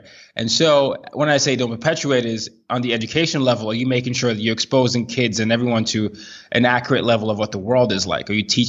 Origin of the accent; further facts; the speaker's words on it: Nigeria; my personal background, I'm a Nigerian. I grew up in 5 countries in 4 continents.